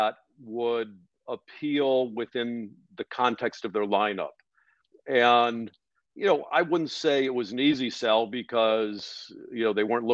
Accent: Cleveland, Ohio, United States; I grew up in Cleveland and used to go to the Pro Football Hall of Fame

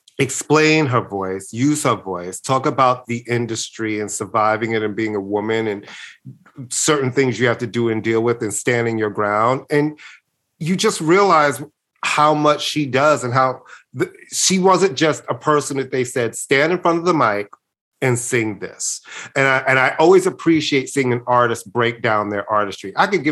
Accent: Brooklyn, New York, United States; I guess de facto, because I was born in Brooklyn and I'm from New York.

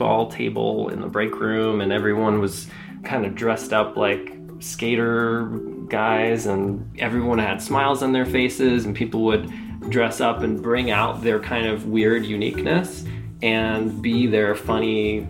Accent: Iowa, United States; moved away; also born or lived in Nevada; I grew up in Iowa in a small industrial town

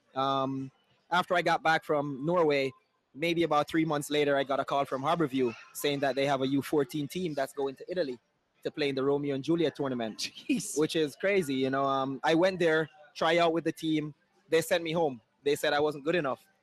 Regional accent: Saint Elizabeth, Jamaica; moved away as an adult; now in United States; I'm actually from uh, Saint Elizabeth, Jamaica, small farm town

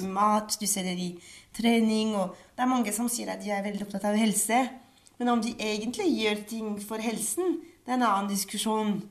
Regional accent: Paris, Île-de-France, France; Norwegian is a second language; moved away as an adult; now in Norway; Jeg vokste opp i Paris.

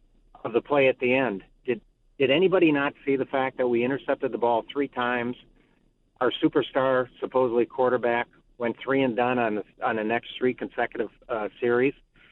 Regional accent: Wisconsin, United States; I was born in Wisconsin.

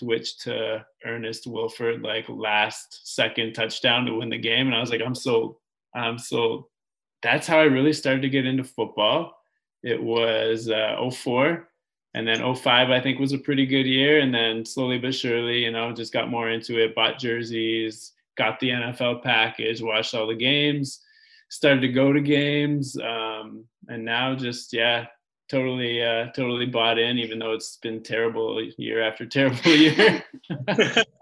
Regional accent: Toronto, Ontario, Canada; We're both from Toronto, Canada

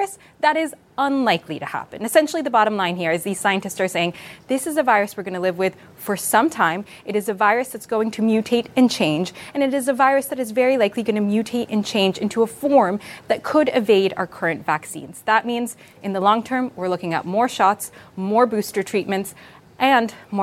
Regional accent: United States; now in London, United Kingdom; I'm an American in London

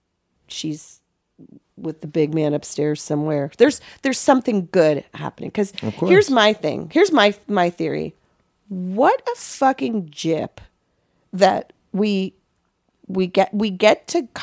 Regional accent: Los Angeles, California, United States; I grew up in Westwood

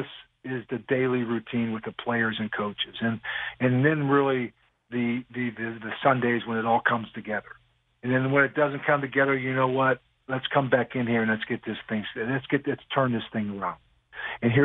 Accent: Crafton, Pennsylvania, United States; moved away as an adult; also born or lived in Raleigh, North Carolina; now in New York City, United States; I grew up in Crafton, Pennsylvania

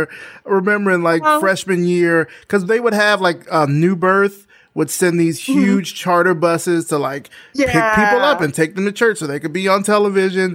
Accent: Selma, Alabama, United States; moved away; I'm from Selma, Alabama.

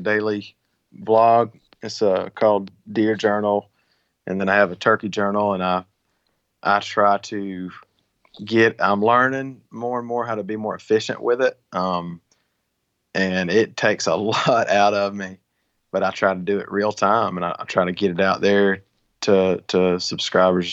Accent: Georgia, United States; Georgia, my home state.

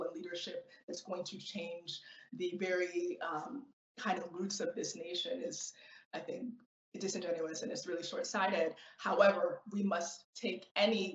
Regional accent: United States; as a Nigerian American

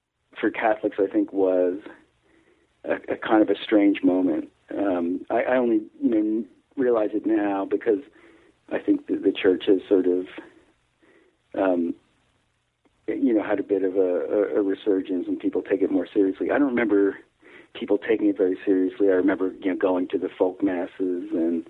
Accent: Garwood, New Jersey, United States; now in Belmont, Massachusetts, United States; I grew up in New Jersey

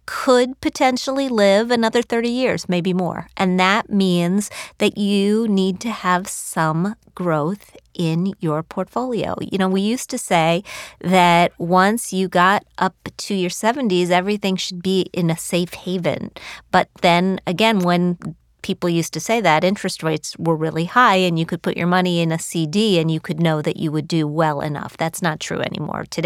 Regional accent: West Virginia, United States; moved away; I come from West Virginia.

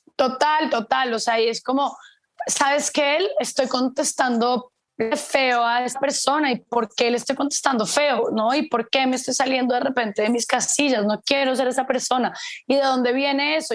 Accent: Colombia; moved away as an adult; como me fui hace tanto tiempo de Colombia, yo me fui hace los 18, 28, bueno, casi 14 años, 15

